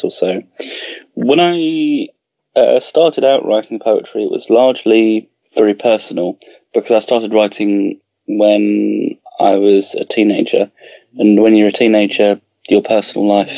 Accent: England, United Kingdom; growing up in England and having a connection to the roots of England

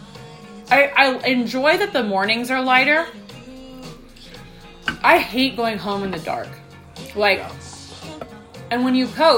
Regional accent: Oregon, United States; now in Colorado, United States; growing up in Oregon because it's cloudy all the time

